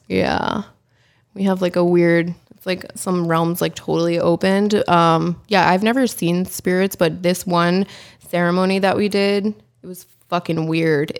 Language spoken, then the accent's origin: English; the Poconos, Pennsylvania, United States; moved away; also born or lived in Allentown, Pennsylvania; I was born in Allentown, Pennsylvania. Um, I grew up in the Poconos, Pennsylvania